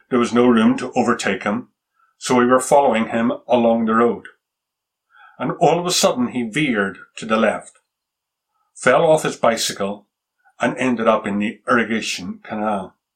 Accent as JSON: {"language": "English", "country": "Japan", "tie": "born or raised there", "said": "I can remember as a boy growing up in Japan, traveling one day with my father through the rice fields in the countryside outside of Tokyo."}